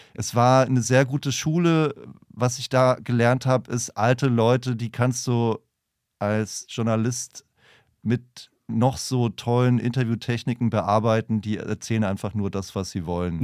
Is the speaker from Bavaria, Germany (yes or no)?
yes; a small town in northern Bavaria, Germany; moved away; Dafür bin ich zurück in meine Heimatstadt gefahren, ähm, kleines Städtchen im Norden Bayerns